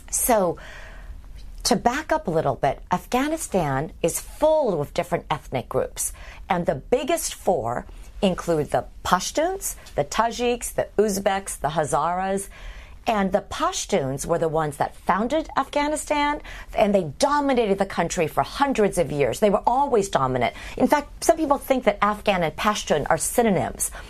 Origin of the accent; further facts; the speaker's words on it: Midwest, United States; We're both from the Midwest.